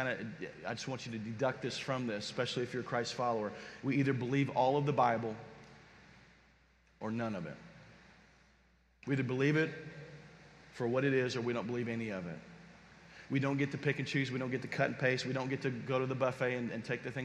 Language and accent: English; Kentucky, United States; I'm from Kentucky, and there's like horse farms everywhere in Lexington